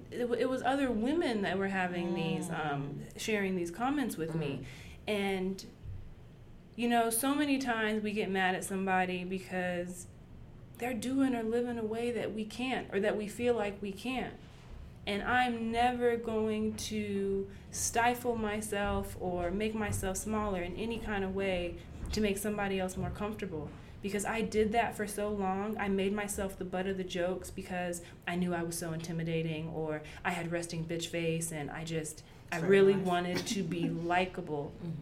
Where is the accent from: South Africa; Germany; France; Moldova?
Germany; I grew up in Germany. Our newspaper, our beauty of the week, was a butt-naked woman